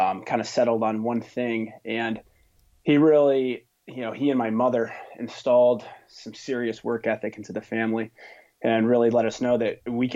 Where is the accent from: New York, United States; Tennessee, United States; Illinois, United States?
New York, United States; Stillwater; moved away as an adult; now in Boston, United States; I grew up in upstate New York in a little town called Stillwater, New York